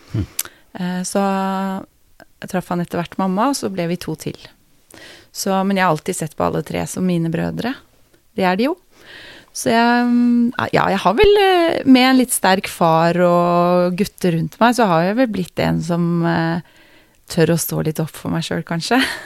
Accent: Geilo, Buskerud, Norway; Jeg er jo fra Geilo, jeg må begynne med det, da. Geilo i Hallingdal. Mm. Har eh, vokst opp som eh, eneste jente i en familie med tre eh, brødre.

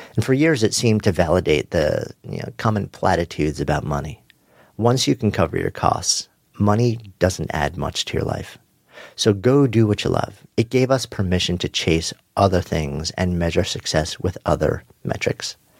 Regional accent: Long Island, New York, United States; Growing up on Long Island with its legendary East End surf beaches

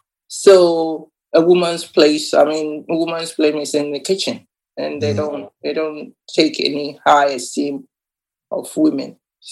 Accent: Ghana; now in England; I think what I can say is I came to England 1979, and at that time, women or black people were supposed not to be heard.

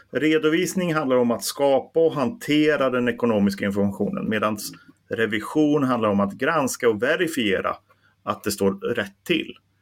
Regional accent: Bollnäs, Gävleborg County, Sweden; jag är ju från Bollnäs

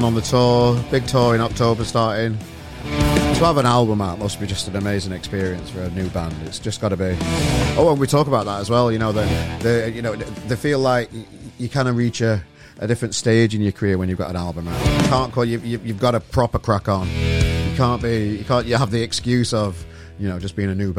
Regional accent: Sheffield, Yorkshire and the Humber, United Kingdom; now in Manchester, United Kingdom; I'm from Sheffield originally and now I live in Manchester

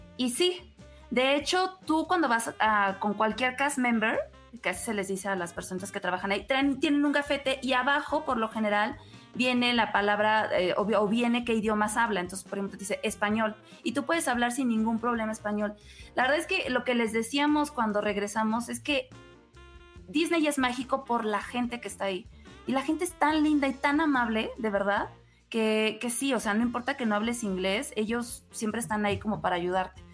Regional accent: Mexico; Como mexicano

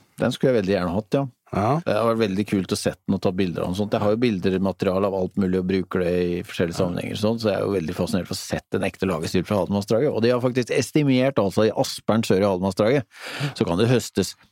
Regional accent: Rakkestad, Østfold, Norway; Jeg vokste jo opp i Rakstad

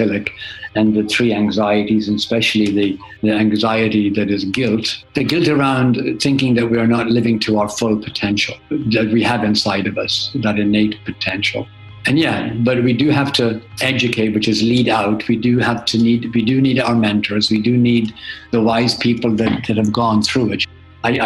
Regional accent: Drumconrath, County Meath, Ireland; also born or lived in Germany; I grew up in Drumconrath in County Meath, I guess a very fertile county in Ireland.

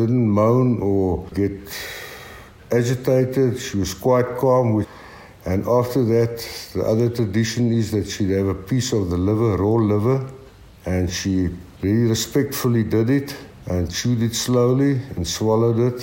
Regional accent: Karoo, Eastern Cape, South Africa; also born or lived in Graaff-Reinet / Nieu-Bethesda; I was born in Graaffreinet, and at that stage my dad was farming in New Bethesda. My grandfather never farmed. He opened up butcher shops, and I grew up on a Karoo farm.

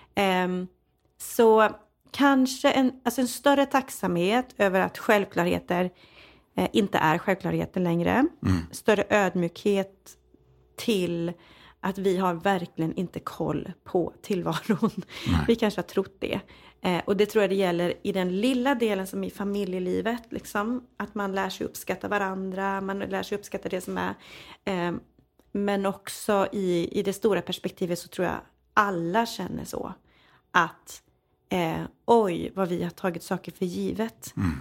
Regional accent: Falköping, Västra Götaland, Sweden; jag växte upp i Falköping, på, mitt på Slätta. Ja. Eh, så jag är en redig Falköpingstös

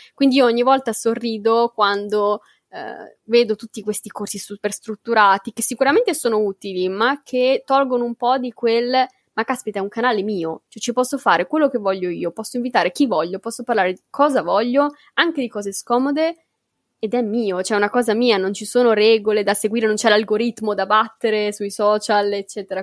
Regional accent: Bologna, Emilia-Romagna, Italy; Io sono di Bologna

